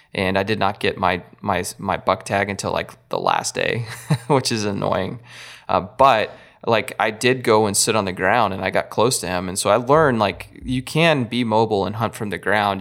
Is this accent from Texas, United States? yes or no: yes; Texas, United States; I'm from Texas and we get cold easy